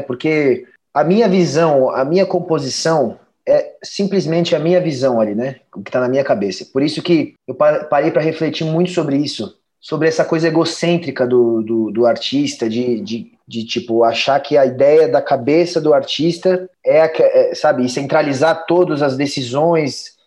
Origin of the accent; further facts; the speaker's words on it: São Paulo, Brazil; moved away; also born or lived in Portugal; eu sou de São Paulo